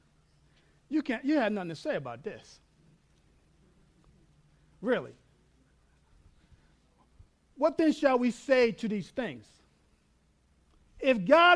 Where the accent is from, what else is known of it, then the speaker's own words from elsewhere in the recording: New York, United States; moved away; also born or lived in Texas; I'm from New York. I learned how to say all in Texas